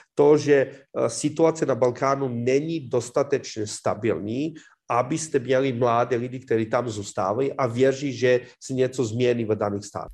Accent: Serbia; Czech is a second language; moved away as an adult; now in Czech Republic; já jsem odešel ze Srbska eh, v roce 2007

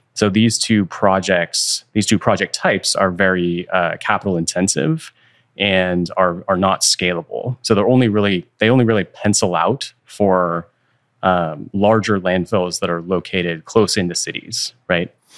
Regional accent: Bay Area, California, United States; i was born and raised in the Bay Area

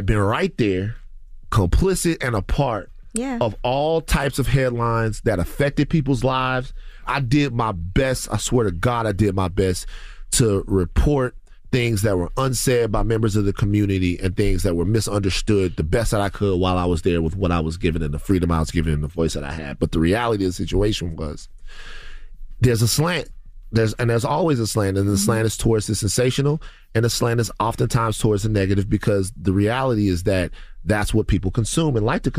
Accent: Louisiana, United States; I'm from South Louisiana, and I watched a hurricane come through and devastate my community and devastate my relatives and family members.

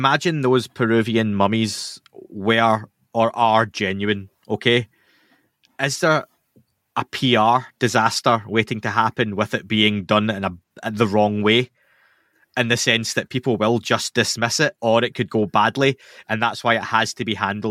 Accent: Scotland, United Kingdom; I'm Scottish.

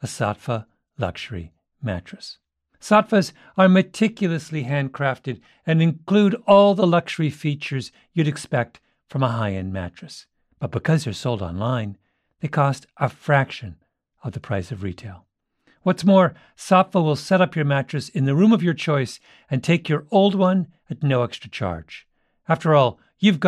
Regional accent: Canada; When I was 14, growing up in Canada

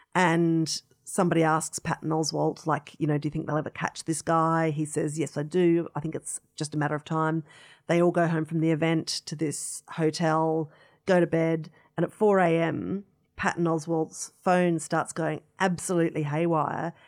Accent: Adelaide, South Australia, Australia; growing up in Adelaide

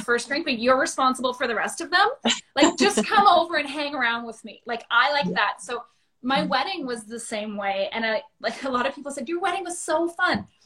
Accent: Thunder Bay, Ontario, Canada; moved away as an adult; I grew up in Thunder Bay

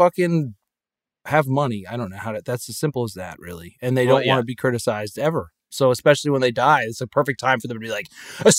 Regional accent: Connecticut, United States; these people I grew up among in Connecticut, they have these like rules, and they're all meant to control people.

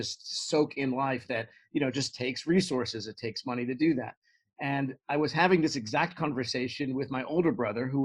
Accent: New York City, New York, United States; moved away; I grew up in Brooklyn, New York, and my family's still there in the same house I grew up

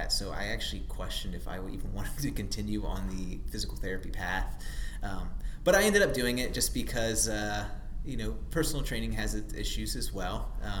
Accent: Frederick, Maryland, United States; moved away as an adult; also born or lived in Ashburn, Virginia / Charlotte, North Carolina; now in North Carolina, United States; I'm from Frederick, Maryland.

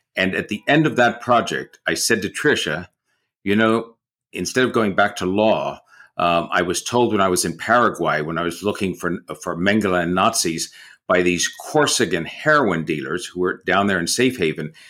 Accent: San Francisco, California, United States; moved away as an adult; also born or lived in New York; I grew up in San Francisco in the fifties and sixties

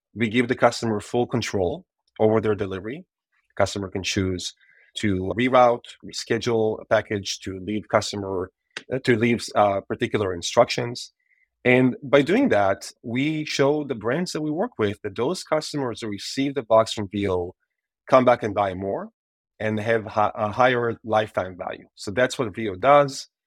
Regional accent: Israel; moved away as an adult; I'm Israeli born and raised

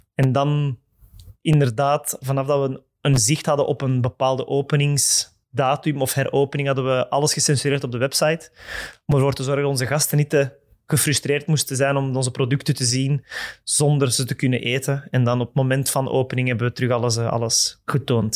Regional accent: Mechelen, Flanders, Belgium; ik ben van het Mechelse. Ik ben van Mechelen.

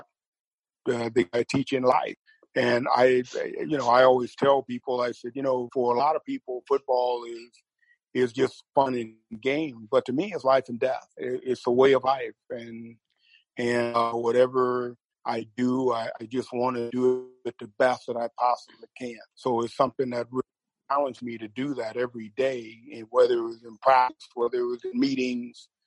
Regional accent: Texas, United States; I'm from Texas

